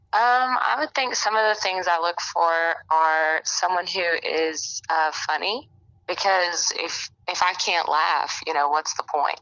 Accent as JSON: {"language": "English", "region": "Alabama", "country": "United States", "said": "I'm from Alabama, and I'm 25."}